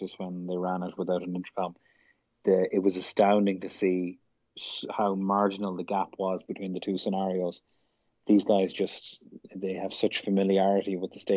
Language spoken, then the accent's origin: English; Ireland; now in United States; being Irish